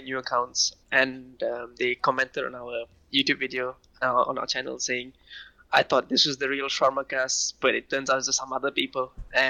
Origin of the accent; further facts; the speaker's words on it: Ampang, Selangor, Malaysia; also born or lived in Sheffield; I was born in Malaysia as well. Grew up in Ampang.